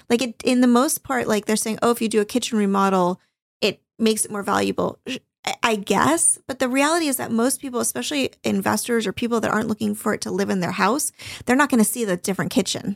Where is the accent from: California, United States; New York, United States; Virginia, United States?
California, United States; Newport Beach; growing up in Newport